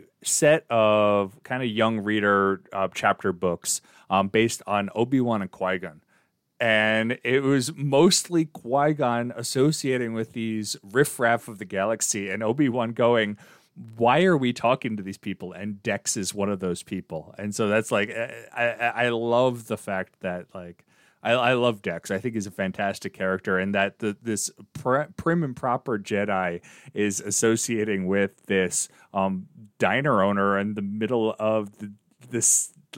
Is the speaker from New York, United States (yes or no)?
yes; Long Island, New York, United States; I'm from Long Island.